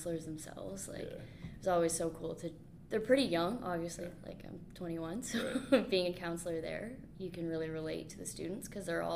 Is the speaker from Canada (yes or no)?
yes; Grand Bend, Ontario, Canada; my hometown, Grand Bend